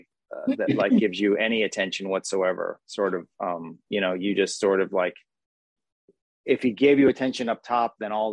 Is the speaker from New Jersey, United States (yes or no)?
yes; New Jersey, United States; accent: Jersey; my Jersey accent